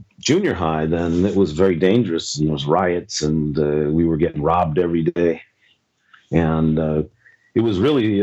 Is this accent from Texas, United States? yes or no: no; Los Angeles, California, United States; moved away; I grew up in Venice, California.